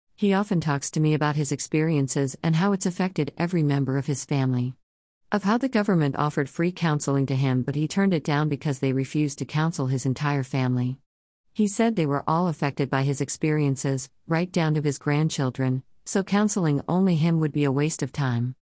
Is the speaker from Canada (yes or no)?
yes; Canada; As a Canadian